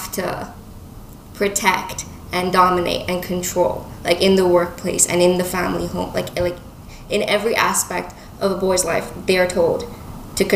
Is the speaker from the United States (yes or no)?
no; Dubai, United Arab Emirates; also born or lived in United Kingdom; now in Toronto, Canada; growing up in Dubai